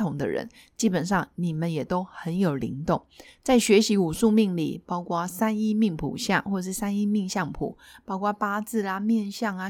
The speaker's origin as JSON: {"language": "Chinese", "country": "China", "said": "原因是我们就是中国人，中国人毕竟有五千年以上的历史"}